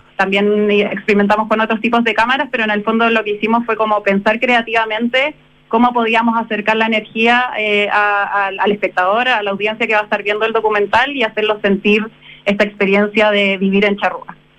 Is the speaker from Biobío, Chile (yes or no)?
yes; Concepción, Biobío, Chile; yo soy de Concepción